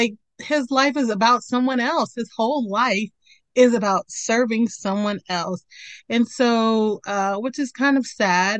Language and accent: English; Mitchellville, Maryland, United States; moved away; I lived in Mitchellville, Maryland